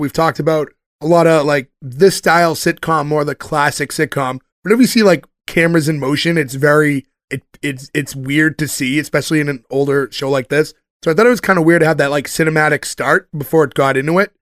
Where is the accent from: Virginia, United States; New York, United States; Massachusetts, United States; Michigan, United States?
Massachusetts, United States; North Shore; We're all from the North Shore